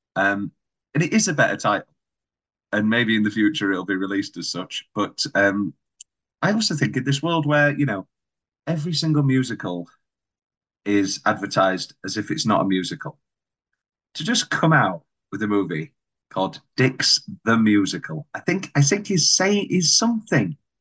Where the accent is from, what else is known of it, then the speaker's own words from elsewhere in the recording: United Kingdom; we're British